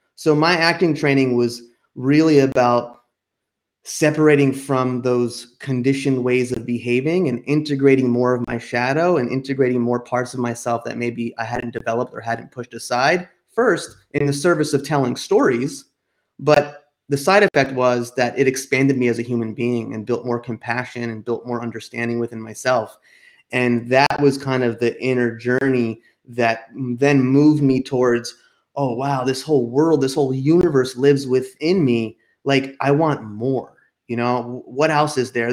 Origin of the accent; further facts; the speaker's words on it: outside New York City and New Jersey, United States; moved away as an adult; also born or lived in Boston / California; I grew up outside of New York City and New Jersey